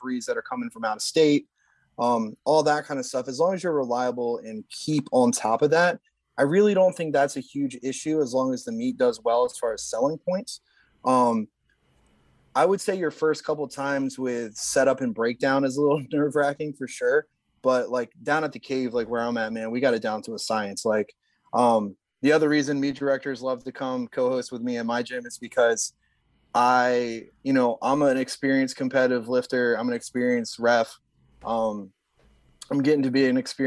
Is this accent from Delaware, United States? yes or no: yes; Delaware, United States; also born or lived in Salisbury, Maryland; my home state of Delaware